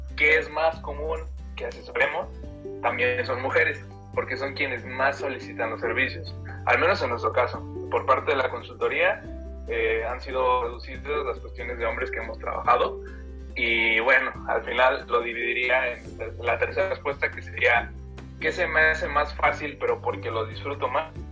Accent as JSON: {"language": "Spanish", "region": "Guanajuato", "country": "Mexico", "also_born_or_lived": "Mexico City", "lives_now": "Irapuato, Mexico", "said": "Soy de Guanajuato, eh, me fui a estudiar a la Ciudad de México la carrera."}